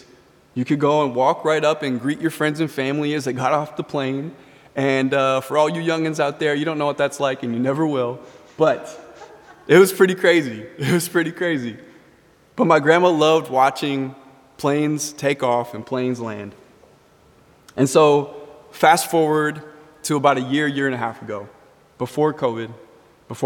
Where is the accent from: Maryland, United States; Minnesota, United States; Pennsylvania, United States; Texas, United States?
Minnesota, United States; Richfield; growing up in Richfield, there were always planes flying over my house. We were 10 minutes from the airport.